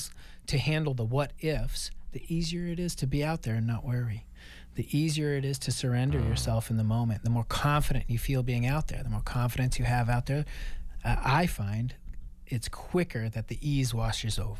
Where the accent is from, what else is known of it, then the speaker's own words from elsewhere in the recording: Maine, United States; moved away; I grew up in Maine in the wilderness and grew up around hunting culture